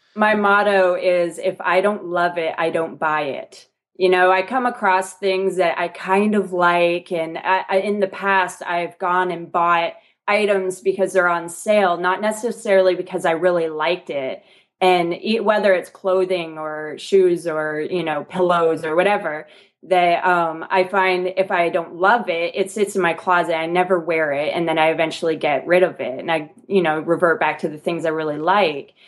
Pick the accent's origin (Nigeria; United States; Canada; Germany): Canada; moved away; I'm actually from Canada originally